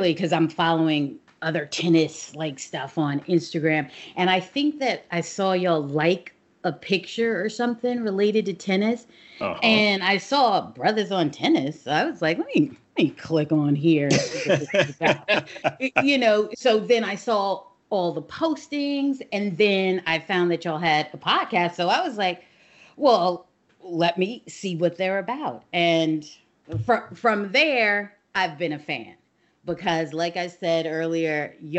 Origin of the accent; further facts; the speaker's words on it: Arizona, United States; moved away as an adult; now in New York, United States; I live in New York, and I'm originally from New York, but I was raised in Arizona